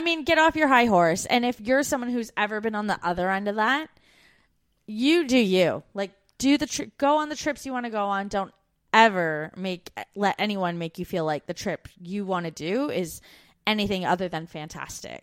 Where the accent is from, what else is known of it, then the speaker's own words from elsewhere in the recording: Brantford, Ontario, Canada; moved away as an adult; we grew up in Brantford, Ontario, which isn't far from Niagara Falls